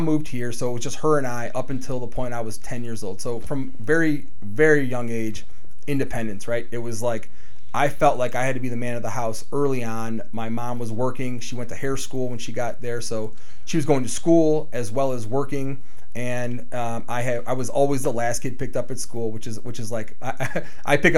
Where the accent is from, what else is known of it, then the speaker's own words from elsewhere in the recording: Cleveland, Ohio, United States; also born or lived in Puerto Rico / South Euclid; I was born in Puerto Rico. My mom moved to Cleveland, Ohio, out of all places in the country. Moved to Cleveland, Ohio. Her family was here. She was born and raised here. So I was 2 years old.